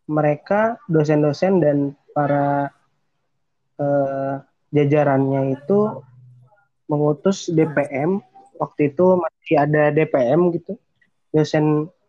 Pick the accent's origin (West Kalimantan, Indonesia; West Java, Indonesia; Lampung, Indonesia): West Java, Indonesia; Depok; asli sebenarnya gue asli Depok gitu terus uh, ya anak biasa yang pengen kuliah di PTN negeri tiba-tiba dapet uh, jalannya ke Unsika